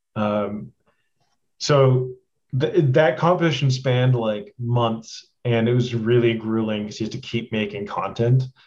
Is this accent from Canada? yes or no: yes; Edmonton, Alberta, Canada; moved away as an adult; also born or lived in Toronto; I'm like from Edmonton